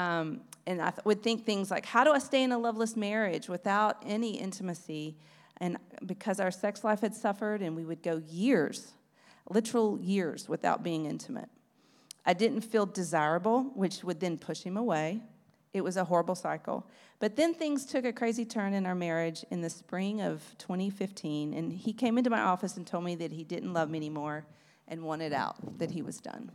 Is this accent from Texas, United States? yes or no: yes; Beaumont, Texas, United States; I was born, um, very far from Austria in Beaumont, Texas in nineteen seventy. I grew up in but I grew up in East Texas